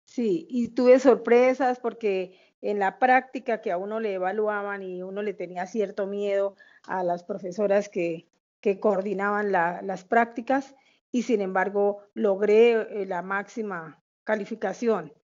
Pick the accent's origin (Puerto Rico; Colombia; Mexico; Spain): Colombia; Bucaramanga, Santander; also born or lived in Bogotá; luego se vinieron a Bucaramanga y acá nacimos nosotros, somos seis hijos, eh, todos eh, de acá de Bucaramanga.